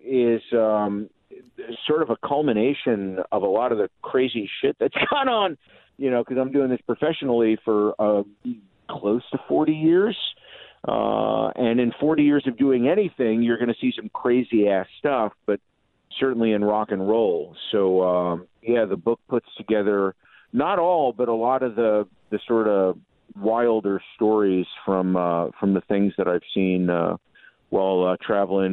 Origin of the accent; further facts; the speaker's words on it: Newark, New Jersey, United States; I am from New Jersey. I was born in Newark